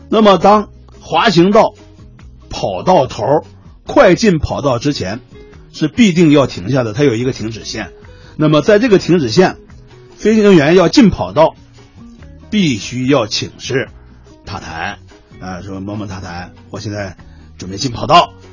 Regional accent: China; 作为我们中国人来讲啊

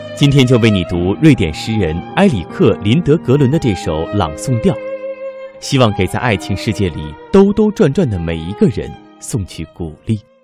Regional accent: China; 我们中国人

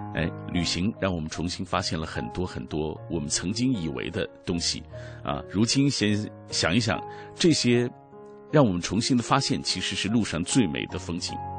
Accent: Xinjiang, China; 后来因为大学专业的选择来到了石河子

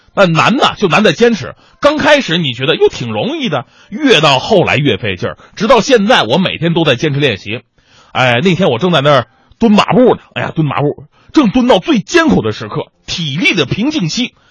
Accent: northern China, China; 我是北方人

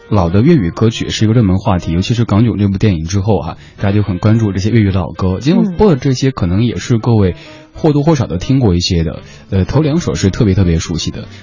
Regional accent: Chengdu, Sichuan, China; accent: Chengdu dialect; 在我家乡话、成都话里

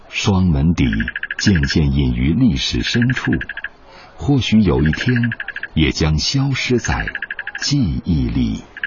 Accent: Guangzhou, Guangdong, China; 我们广州人

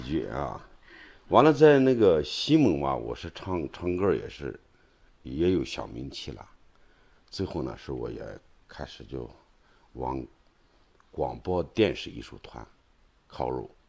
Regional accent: Inner Mongolia, China; 我的老家呢是有一个揶揄宣传队儿

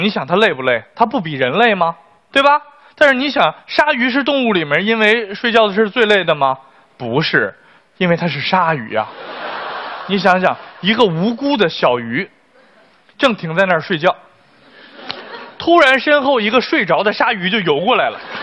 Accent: China; 我们中国人

